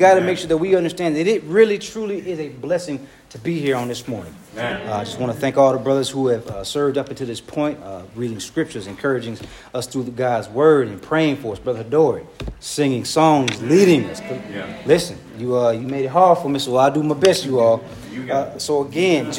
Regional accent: Hinesville, Georgia, United States; also born or lived in Dublin, Georgia; I'm from Dublin, Georgia. All my family's from Dublin, Georgia. That's where I'm from. Every last bit of my family's from Dublin. I moved to Hinesville, Georgia when I was six

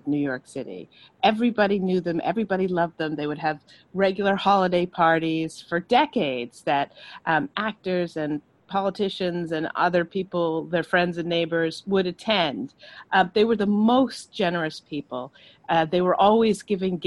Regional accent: Ireland; growing up in Ireland and being exposed to Anglo-Irish literature

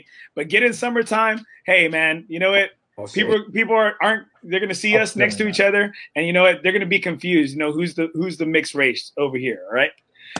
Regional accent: Corpus Christi, Texas, United States; moved away; I'm originally from Corpus

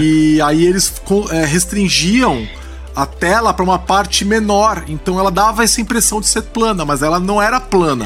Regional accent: Brazil; a gente é brasileiro

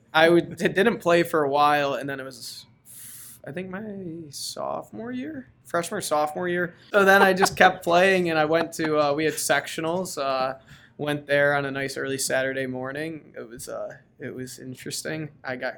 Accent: United States; moved away; As an American on a Canadian NLL team

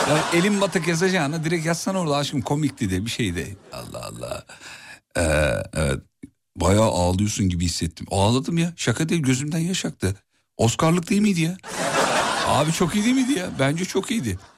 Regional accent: Kütahya, Turkey; doğma büyüme Kütahyalıyım abi.

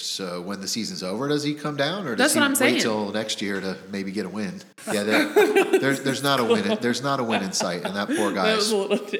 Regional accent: Miami, Florida, United States; moved away as an adult; also born or lived in New York / Jacksonville, Florida; now in Northern Kentucky, United States; I grew up in Miami, Florida.

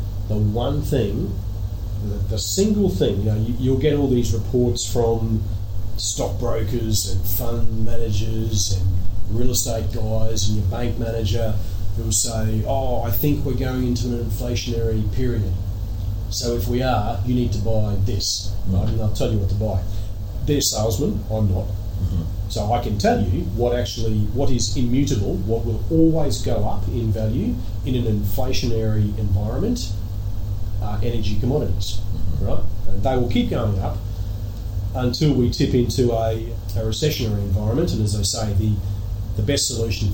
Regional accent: Australia; moved away as an adult; also born or lived in New York / London / Jersey; I was born in Australia to relatively humble parents, both self-employed, both incredibly hardworking people

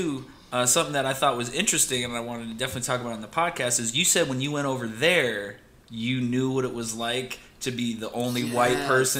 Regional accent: Detroit, Michigan, United States; growing up in Detroit or in the outskirts of it, I went to Canada a lot.

